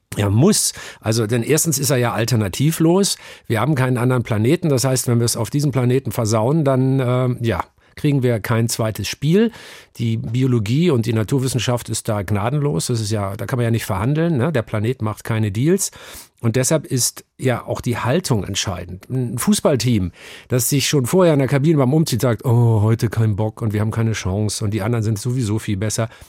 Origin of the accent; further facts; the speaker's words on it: Northern Germany, Germany; now in Hamburg, Germany; ich bin aufgewachsen in einem kleinen norddeutschen Dorf, in der norddeutschen Tiefebene, ein Dorf namens Aslamor